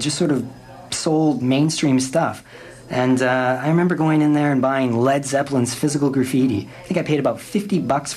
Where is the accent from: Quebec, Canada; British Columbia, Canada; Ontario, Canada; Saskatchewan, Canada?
British Columbia, Canada; Ladner; I grew up in Ladner